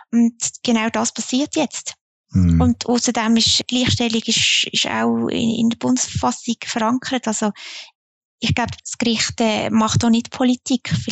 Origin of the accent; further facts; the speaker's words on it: Zunzgen, Basel-Landschaft, Switzerland; Ich meine, ich komme aus Zonzgen, das sagst du ja immer sehr gern.